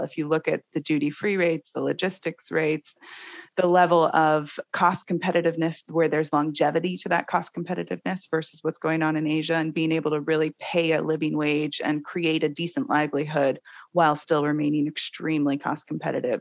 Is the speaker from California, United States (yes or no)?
no; Seattle, Washington, United States; I am originally from Seattle, born and bred